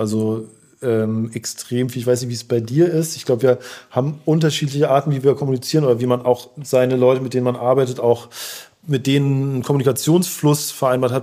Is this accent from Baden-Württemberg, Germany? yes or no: yes; Heidelberg, Baden-Württemberg, Germany; now in Berlin, Germany; ich komme aus Heidelberg